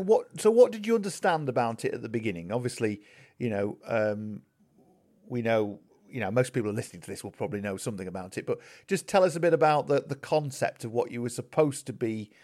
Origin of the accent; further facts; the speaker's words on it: Yorkshire and the Humber, United Kingdom; Well, I'm from Yorkshire originally. I grew up in the Doncaster Wakefield area.